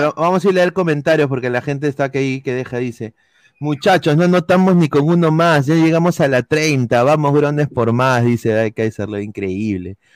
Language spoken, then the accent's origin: Spanish; Peru; como peruanos